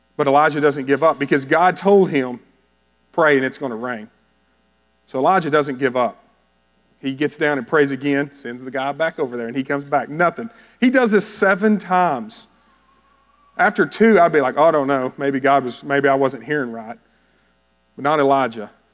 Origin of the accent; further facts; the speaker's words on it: Bowie, Texas, United States; moved away; I grew up in Bowie, Texas